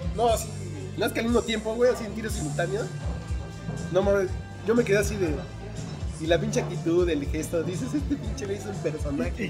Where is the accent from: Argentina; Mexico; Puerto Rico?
Mexico; yo vengo de México